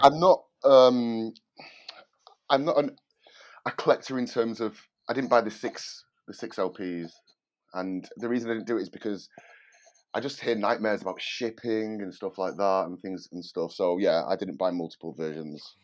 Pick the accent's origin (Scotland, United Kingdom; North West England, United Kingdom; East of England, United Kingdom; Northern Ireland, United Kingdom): North West England, United Kingdom; Manchester; moved away as an adult; now in London, United Kingdom; I live in London and, um, I'm originally from Manchester, but I've lived in London for the last sixteen years.